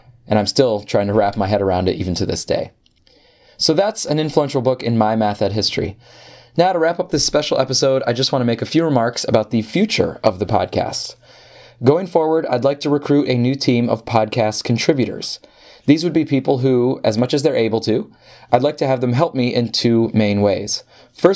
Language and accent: English; Upper Peninsula of Michigan, United States; I grew up in the Upper Peninsula of Michigan